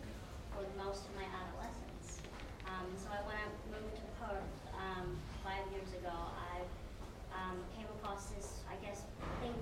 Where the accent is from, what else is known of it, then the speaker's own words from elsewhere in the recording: Vietnam; moved away; back in my home country in Vietnam